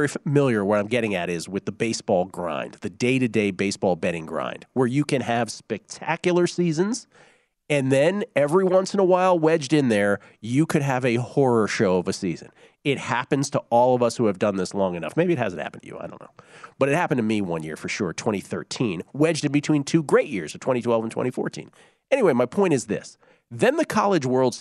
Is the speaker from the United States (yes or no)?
yes; United States; we're American sports fans. We all grew up loving the major sports